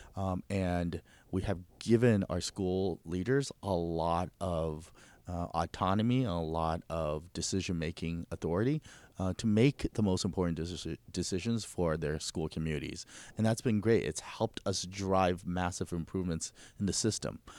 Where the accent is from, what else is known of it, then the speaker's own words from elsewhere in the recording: United States; first language Mandarin Chinese; English is a second language; I came to America at the age of six. Um, I started school in America in first grade